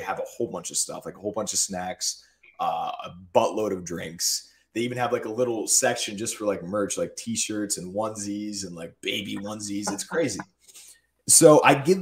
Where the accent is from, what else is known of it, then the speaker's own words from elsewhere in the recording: United States; I'm from the tri-state area. There's Sheetz all over there. So I grew up on Sheetz